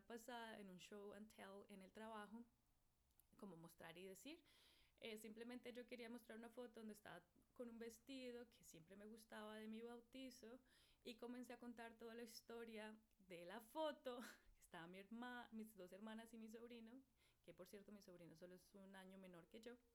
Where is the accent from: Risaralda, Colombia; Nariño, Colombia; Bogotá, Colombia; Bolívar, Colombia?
Bogotá, Colombia; moved away; esa es quién soy yo, eh, de Bogotá, Colombia